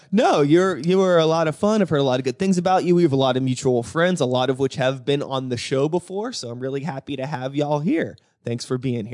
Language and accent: English; Woodland Hills area, Pennsylvania, United States; I'm a Woody High. alum